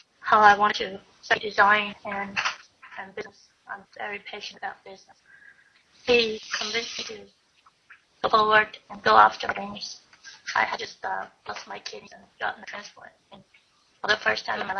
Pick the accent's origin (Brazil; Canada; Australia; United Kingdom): Brazil; moved away as an adult; now in Kansas, United States; I'm from Brazil. And it was because I believed in my dreams that I came to the U.S. to study